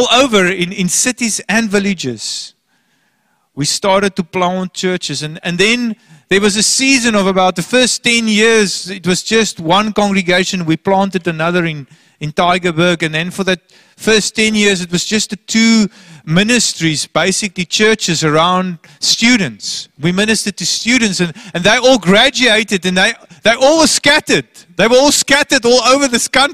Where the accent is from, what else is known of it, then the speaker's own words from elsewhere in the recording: Port Elizabeth, Eastern Cape, South Africa; moved away as an adult; now in Hermanus, South Africa; Port Elizabeth, my hometown. My parents lived there. I grew up there.